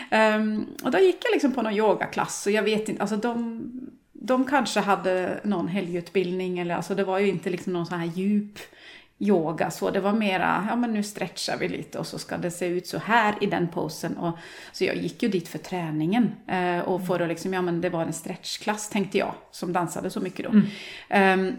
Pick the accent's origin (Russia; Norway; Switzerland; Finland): Norway; Swedish is a second language; also born or lived in Sweden; now in Gothenburg, Sweden; jag är ju norsk då, som ni kanske redan har hört.